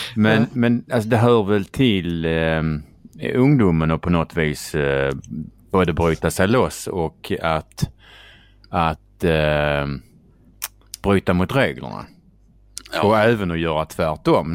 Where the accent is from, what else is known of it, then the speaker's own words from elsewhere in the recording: Skåne, Sweden; accent: Scanian; prata skånska och röra sig i Stockholm